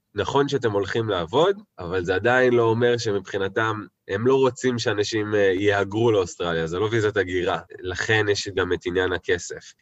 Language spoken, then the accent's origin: Hebrew; Tel Aviv, Tel Aviv District, Israel; moved away as an adult; now in New Zealand; במקור מתל אביב, ממש תל אביב במקור